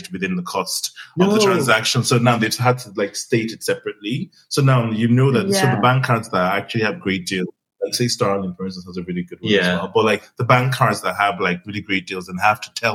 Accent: Nigeria; now in United Kingdom; I grew up in Nigeria.

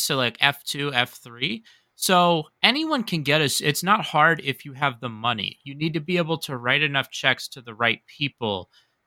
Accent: United States; as an American

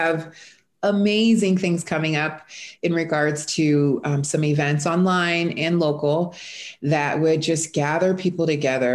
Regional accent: South Florida, United States; moved away as an adult; now in Texas, United States; I am originally from South Florida. I have been in Texas for 4 years

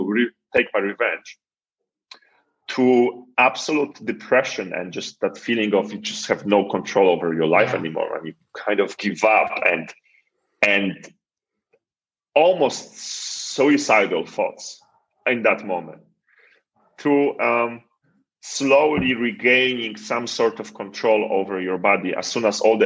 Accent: Poland; I come from Poland

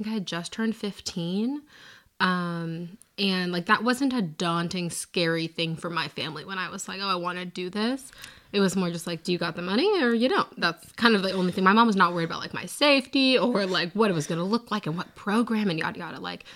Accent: a suburb outside of Seattle, Washington, United States; moved away as an adult; now in Nashville, United States; I'm from a suburb outside of Seattle. Born and raised there

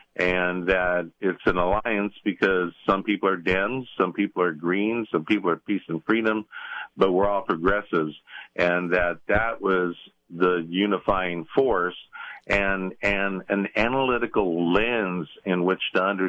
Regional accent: Richmond, California, United States; growing up in Richmond, you know, it has always had a reputation as a tough working class kind of place. When I was a child, it was a predominantly Euro-American city with a bunch of tough white boys, right?

